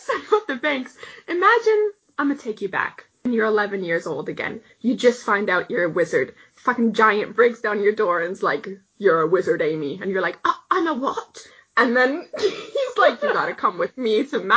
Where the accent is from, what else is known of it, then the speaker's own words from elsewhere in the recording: Canada; we're Canadian